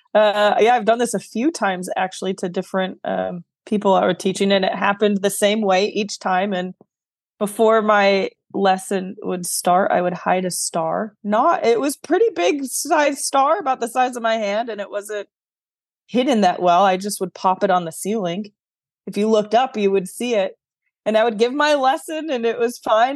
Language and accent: English; New York, United States; moved away; also born or lived in the South, United States; I am a New Yorker through and through, although now I'm living in the South, I still claim the title proudly of a New Yorker